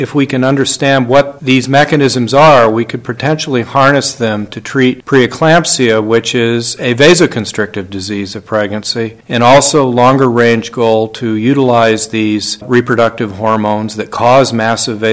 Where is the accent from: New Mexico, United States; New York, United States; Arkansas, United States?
New Mexico, United States; I'm from New Mexico